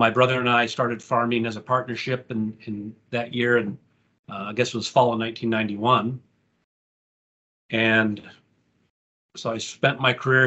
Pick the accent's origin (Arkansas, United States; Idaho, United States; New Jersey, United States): Idaho, United States; Craigmont; I grew up here on the Camas Prairie. I attended high school in Craigmont, Idaho